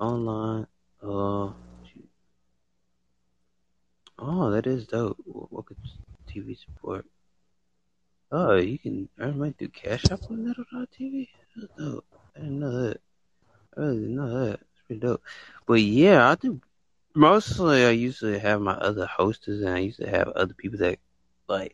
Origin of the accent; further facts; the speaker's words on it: United States; I was born in the United States